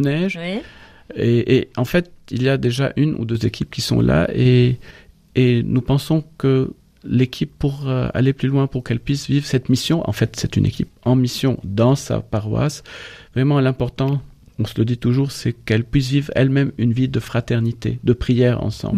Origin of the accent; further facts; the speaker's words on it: Lebanon; moved away as an adult; now in France; nous, en tant que Libanais, on peut pas dire que nous sommes seulement francophones